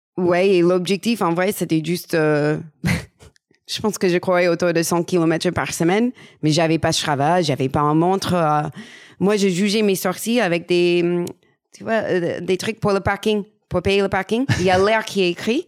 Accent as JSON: {"language": "French", "country": "United States", "also_born_or_lived": "Paris region, France", "second_language": "French", "moved": "as an adult", "lives_now": "France", "said": "je suis américaine"}